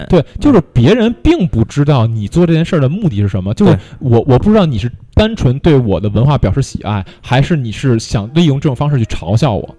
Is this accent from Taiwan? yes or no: no; China; 我们作为土生土长的中国人